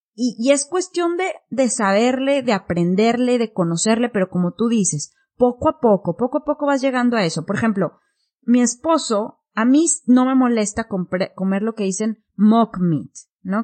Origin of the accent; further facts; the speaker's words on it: Mexico; moved away as an adult; also born or lived in Singapore / United Kingdom; now in Japan; empecé en México vegetariana a los 18 y yo me fui de México a Singapur